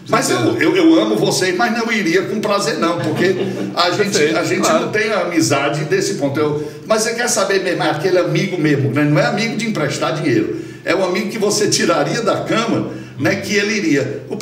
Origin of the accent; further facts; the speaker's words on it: Ceará, Brazil; born there; eu sou o Lorde finlandês que nasci no Ceará.